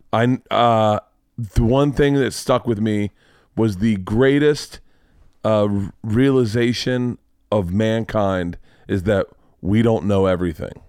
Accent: Florida, United States; we still had segregation in Florida growing up

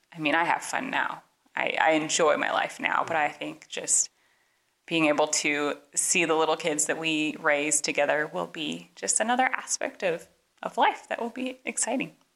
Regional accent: Portland, Oregon, United States; moved away as an adult; now in Kansas, United States; we are from Portland, Oregon originally

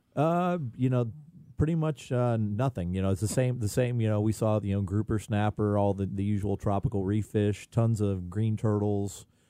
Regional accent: Indian Rocks Beach, Florida, United States; I grew up on Indian Rocks Beach fishing the Indian Rocks Pier

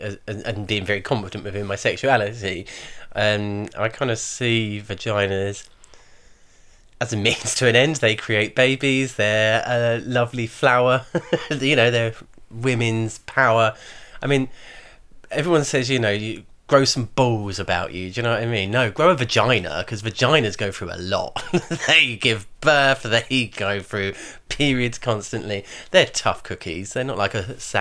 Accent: Brighton, South East England, United Kingdom; I'm from Brighton.

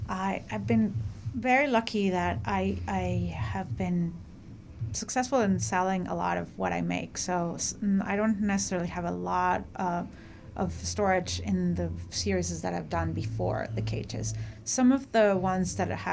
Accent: Mexico; now in United States; I am from Mexico

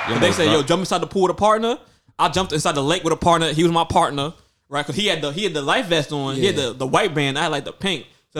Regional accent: New York City, New York, United States; growing up in Brooklyn

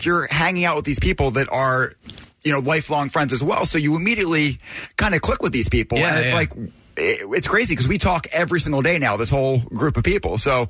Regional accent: Philadelphia, Pennsylvania, United States; growing up in Northeast Philly

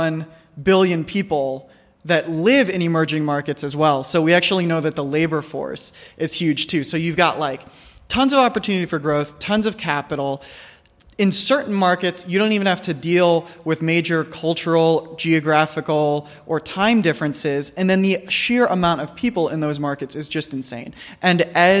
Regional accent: United States; growing up in the United States

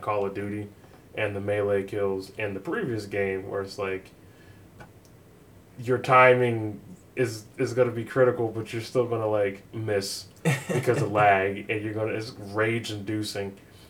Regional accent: United States; as an American, I go to work like the rest of most Americans

